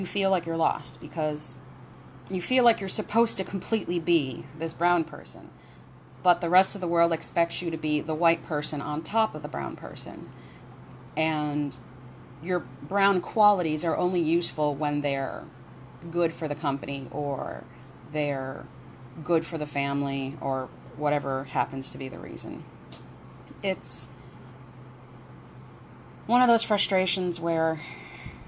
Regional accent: Bridgeport, United States; first language English; I was born in Bridgeport. I learned English first

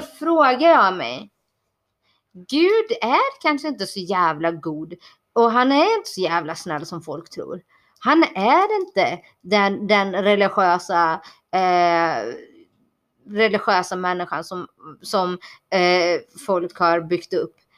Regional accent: Borås, Västra Götaland, Sweden; also born or lived in Bangalore, India; jag kommer ifrån eh, utkanten av Borås

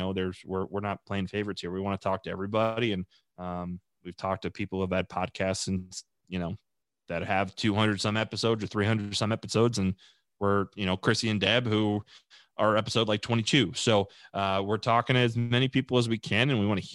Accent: Long Island, New York, United States; also born or lived in Charlotte, North Carolina; I'm from Long Island, New York.

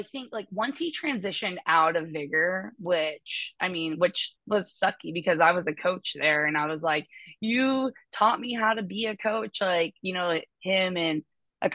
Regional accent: Des Moines, Washington, United States; I'm from the Pacific Northwest, specifically currently residing in Des Moines area. But I've been here my whole life, born and raised

